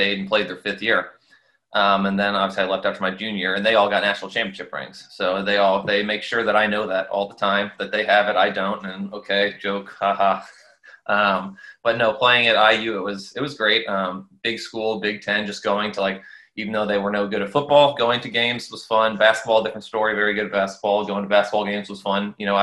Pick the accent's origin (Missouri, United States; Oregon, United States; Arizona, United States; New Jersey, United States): Missouri, United States; St. Louis; I played for Scott Gallagher growing up in St. Louis.